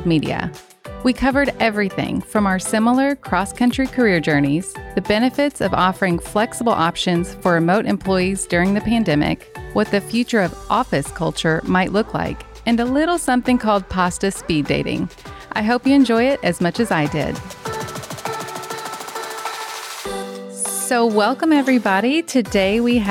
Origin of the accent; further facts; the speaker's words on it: Kentucky, United States; moved away; I'm from Kentucky, so, you know, Kentucky to the West Coast